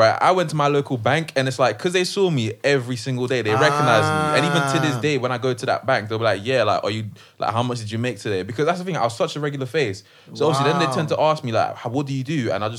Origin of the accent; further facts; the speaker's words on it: Kent, South East England, United Kingdom; since I'm from Kent